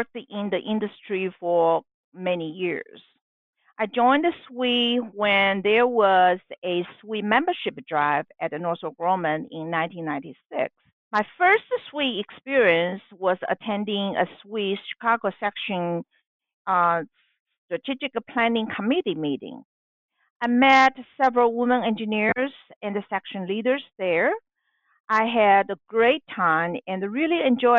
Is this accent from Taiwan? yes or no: yes; Taiwan; moved away as an adult; now in United States; I am a Chinese American and was born and raised in Taiwan.